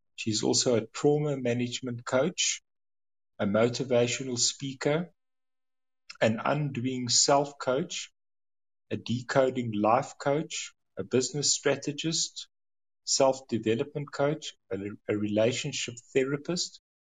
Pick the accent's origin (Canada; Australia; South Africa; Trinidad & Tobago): South Africa; as a South African, my background is you don't talk about money